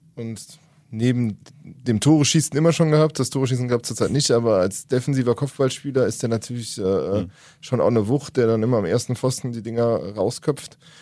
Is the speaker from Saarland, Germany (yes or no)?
no; Rhineland-Palatinate, Germany; Kommt ja wie ich von der Mosel, der junge Jan Thielmann, ich glaube zehn Kilometer von meinem Heimatort weg äh, aus Föhren